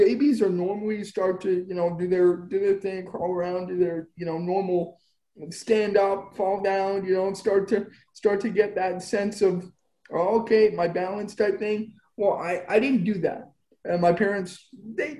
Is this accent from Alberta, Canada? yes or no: yes; Spruce Grove, Alberta, Canada; also born or lived in Edmonton, Alberta; I'm born in Edmonton, Alberta. I grew up in Spruce Grove, Alberta, about 15 minutes west